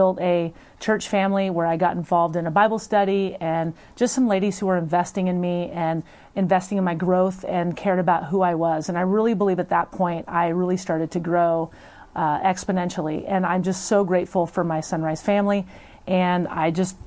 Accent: Portland, Oregon, United States; also born or lived in California / Tigard; I grew up here in Portland. I was born in California. I came when I was really young

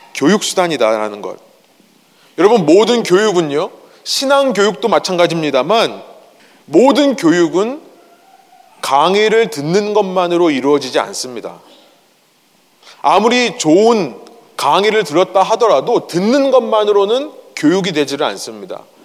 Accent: South Korea; moved away; 제가 어렸을 때 저는 한국에서 자랐는데요

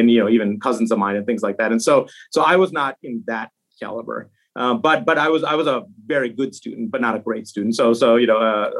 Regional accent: Chicago, Illinois, United States; also born or lived in India; I was born in India. But I came to the U.S. When I was very young, so just a couple years old. And so I essentially grew up American in Chicago. It was a western suburb of Chicago

